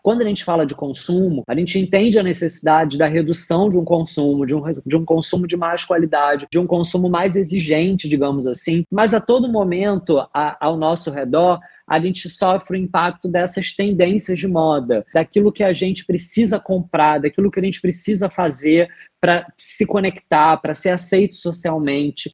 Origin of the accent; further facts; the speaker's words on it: Rio de Janeiro, Brazil; eu sou carioca